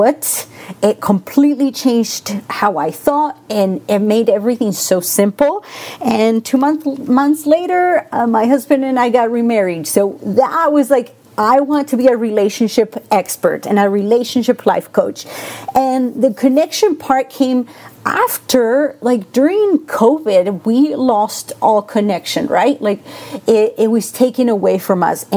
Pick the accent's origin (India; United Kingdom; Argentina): Argentina; English is a second language; now in Las Vegas, United States; I am originally from Argentina, so I have that. If you hear that accent, it's because I'm from Argentina.